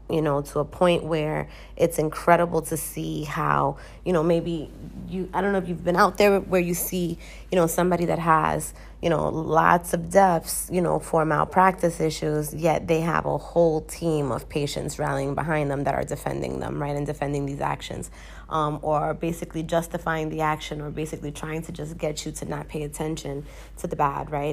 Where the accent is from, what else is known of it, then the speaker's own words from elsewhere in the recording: United States; moved away as an adult; now in Dominican Republic; I am a person from the United States